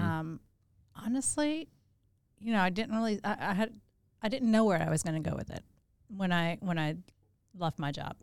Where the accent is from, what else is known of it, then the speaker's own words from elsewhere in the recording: Louisiana, United States; also born or lived in Chicago; now in Augusta, United States; I, uh, was born in Chicago. I grew up in Louisiana, and I moved here in ninety-eight